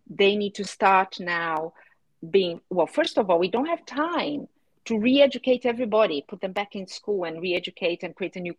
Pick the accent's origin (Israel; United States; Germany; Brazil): Brazil; now in United Kingdom; when I moved from Brazil to the UK, I was astonished and shocked by the fact that my house did not have a water meter.